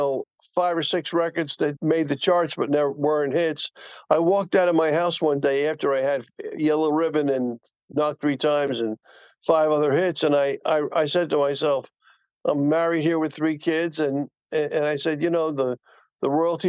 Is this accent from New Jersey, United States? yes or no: yes; Newark, New Jersey, United States; I grew up in the Seth Boyden Housing Projects of Newark with five brothers laying in one bed peeing on each other.